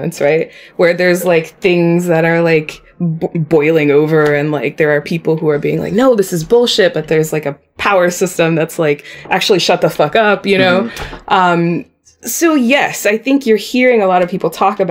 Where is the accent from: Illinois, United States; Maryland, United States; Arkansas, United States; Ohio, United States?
Ohio, United States; Columbus; I'm a first generation, right? I was born here in Columbus.